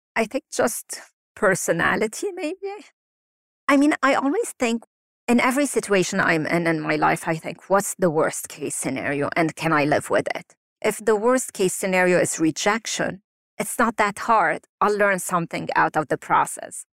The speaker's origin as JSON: {"language": "English", "country": "Lebanon", "tie": "born or raised there", "moved": "yes", "said": "growing up in Lebanon and living through wars and being displaced so many times"}